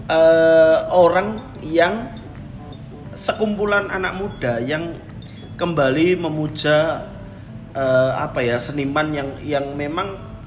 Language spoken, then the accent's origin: Indonesian; East Java, Indonesia; Karena aku sendiri waktu aku kan kecil memang di Jawa Timur